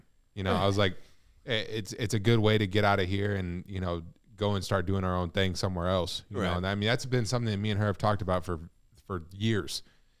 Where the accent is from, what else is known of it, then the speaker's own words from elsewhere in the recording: St. Louis, Missouri, United States; From, I'm from the 9th district. You know what I'm saying?